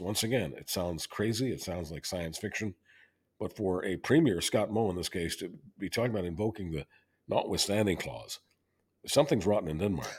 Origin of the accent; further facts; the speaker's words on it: Canada; I'm always being Canadian